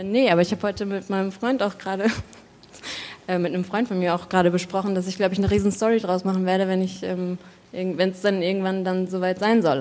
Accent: Southern Germany, Germany; ich komme aus Süddeutschland

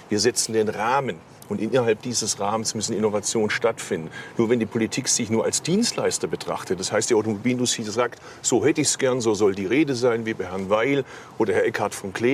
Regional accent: Baden-Württemberg, Germany; Ganz im Gegenteil, ich komme da aus Baden-Württemberg.

